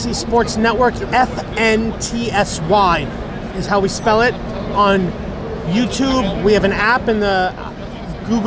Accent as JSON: {"language": "English", "area": "Long Island", "region": "New York", "country": "United States", "tie": "born or raised there", "lives_now": "Manhattan, United States", "said": "I grew up on Long Island"}